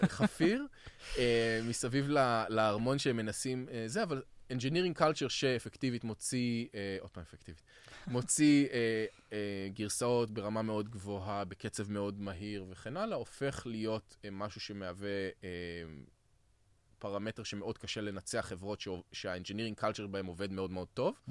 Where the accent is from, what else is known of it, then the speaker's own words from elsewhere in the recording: Israel; אנחנו כישראלים